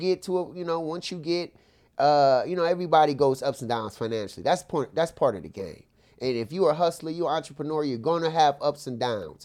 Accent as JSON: {"language": "English", "town": "Akron", "region": "Ohio", "country": "United States", "tie": "born or raised there", "said": "my hometown, Akron"}